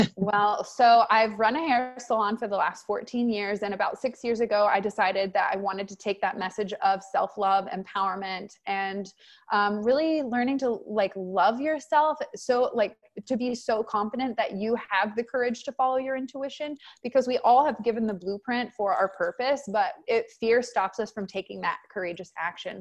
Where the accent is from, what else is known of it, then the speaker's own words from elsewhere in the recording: Texas, United States; I'm from Texas